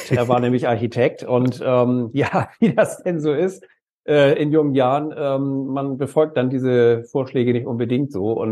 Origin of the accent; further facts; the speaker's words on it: Kiel, Schleswig-Holstein, Germany; wir kommen aus Norddeutschland, genauer gesagt aus Kiel äh, aus dem schönen Schleswig-Holstein